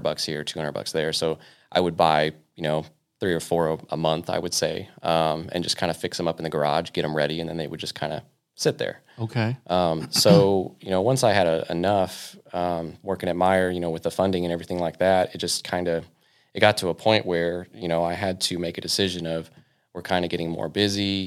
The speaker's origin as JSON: {"language": "English", "town": "Victorville", "region": "California", "country": "United States", "tie": "born or raised there", "also_born_or_lived": "New Paris, Ohio", "moved": "as an adult", "said": "originally, I was born and raised in uh, Southern California. Um, so I grew up a lot of my uh, you know kind of young high school days in uh, Victorville"}